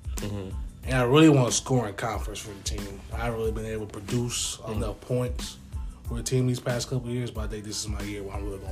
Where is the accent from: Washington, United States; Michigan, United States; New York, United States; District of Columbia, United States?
Michigan, United States; Lansing; I'm from Lansing. I'm a junior this year, and I'm on the track team.